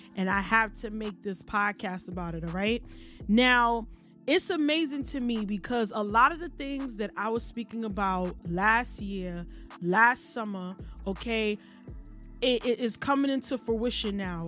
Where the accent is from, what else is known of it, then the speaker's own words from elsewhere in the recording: New York, United States; as a native New Yorker